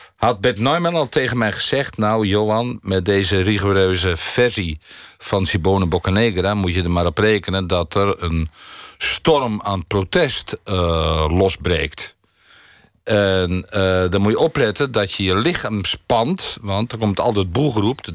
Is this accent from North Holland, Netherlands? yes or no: no; near Rotterdam, South Holland, Netherlands; also born or lived in Munich / Varik; dit is natuurlijk een stad die diep in mijn hart zit, omdat ik er vlakbij geboren ben